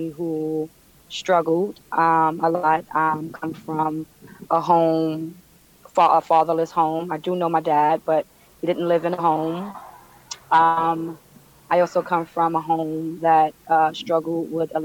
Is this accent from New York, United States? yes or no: yes; New York City, New York, United States; I'm born and raised in Brooklyn, Bed-Stuy.